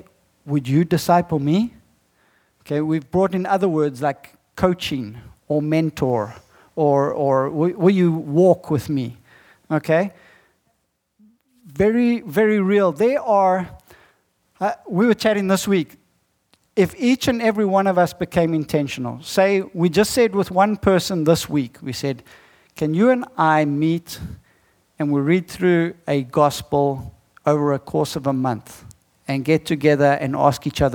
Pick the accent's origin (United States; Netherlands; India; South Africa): South Africa; I'm not from America. I'm from South Africa